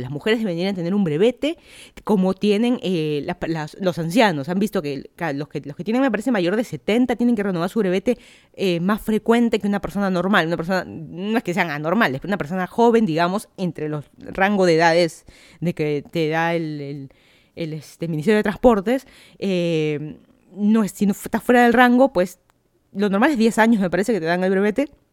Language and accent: Spanish; Lima, Peru; moved away as an adult; also born or lived in Miami, United States / Virginia, United States; now in Fairfax County, Virginia, United States; yo soy de Lima, Perú, me mudé a Estados Unidos hace dos años